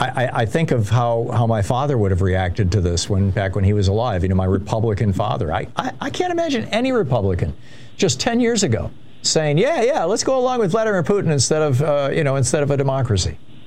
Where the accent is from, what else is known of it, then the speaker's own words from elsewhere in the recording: Michigan, United States; I grew up in Michigan